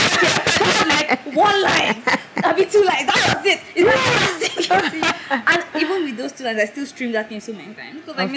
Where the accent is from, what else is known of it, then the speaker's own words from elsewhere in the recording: Igbo East, Southeast Nigeria, Nigeria; I'm very in the Igbo. Like the most evil of all the evil states, that's where I am.